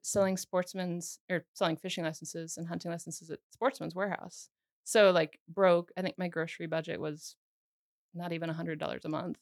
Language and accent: English; United States; also born or lived in Sweden; now in Missoula, United States; Sweden's really easy place to live as an American